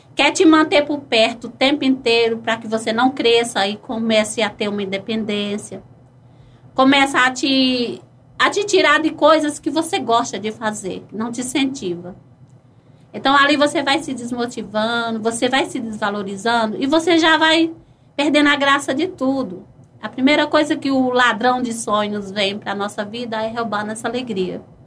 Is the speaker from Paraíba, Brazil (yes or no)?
yes; Piancó, Paraíba, Brazil; moved away; also born or lived in Ribeirão; eu sou de uma cidade de Piancó, é, Paraíba